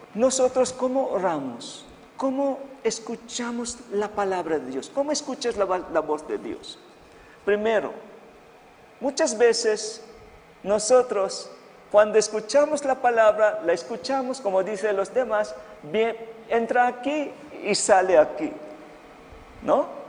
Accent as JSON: {"language": "Spanish", "country": "Philippines", "second_language": "Spanish", "moved": "yes", "said": "Sí, yo no soy chino, soy filipino"}